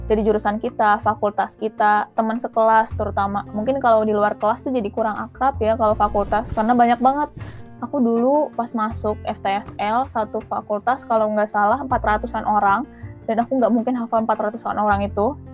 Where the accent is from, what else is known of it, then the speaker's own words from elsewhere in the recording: Bandung, West Java, Indonesia; Sejujurnya aku dari Bandung dan kuliah di Bandung, jadi uh, sebenarnya kedaerahan aku tuh nggak ada ya jadinya.